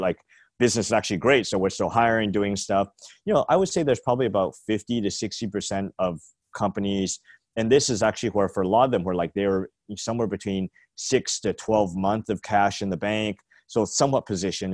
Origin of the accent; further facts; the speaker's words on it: Canada; moved away as an adult; now in San Francisco, United States; I'm Canadian, but, um, moved here, like, when I was, like, twenty-four, twenty-five